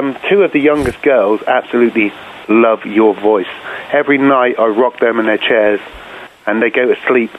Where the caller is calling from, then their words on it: Norwich, East of England, United Kingdom; I'm calling from Norwich in the UK.